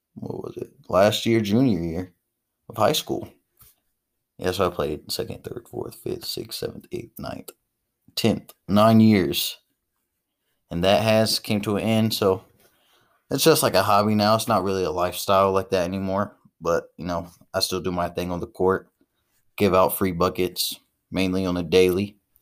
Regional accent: Dayton, Ohio, United States; I'm from Dayton, grew up on the east side of Dayton, moved around a little bit, apartment to apartment

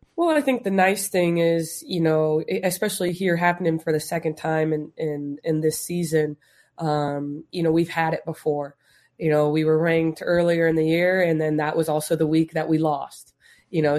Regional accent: Las Vegas, Nevada, United States; we're from Vegas

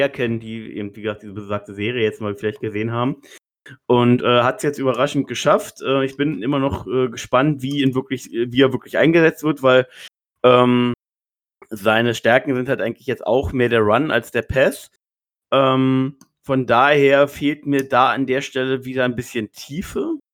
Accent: Berlin, Germany; Gerade als Berliner feiere ich sowas ja immer

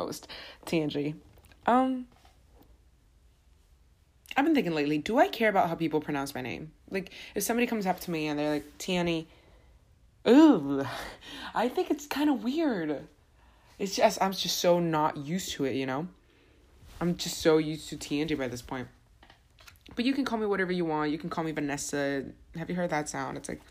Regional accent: Honduras; moved away; I'm from Honduras

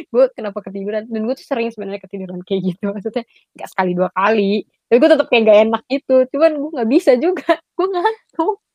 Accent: Padang, West Sumatra, Indonesia; karena kan gue orang Padang kan jadi biasa ada

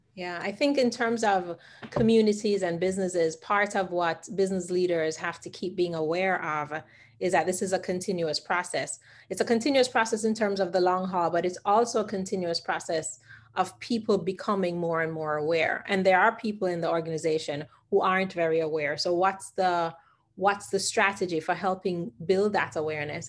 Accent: Jamaica; I remember growing up as a Jamaican

